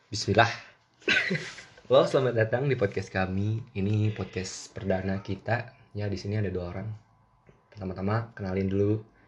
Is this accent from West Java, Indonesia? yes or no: yes; Bandung, West Java, Indonesia; gue dari Bandung, ya gue pengen berbahasa sedikit lebih Sunda